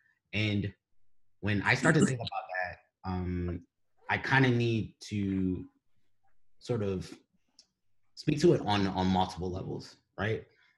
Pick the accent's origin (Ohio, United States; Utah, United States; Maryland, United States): Maryland, United States; Baltimore; moved away; we grew up in Northeast Baltimore.